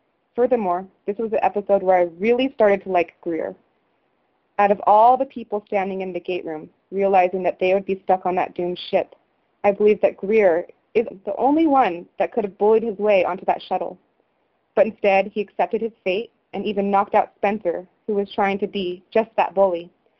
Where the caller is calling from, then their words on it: Japan; I'm actually calling from Japan right now.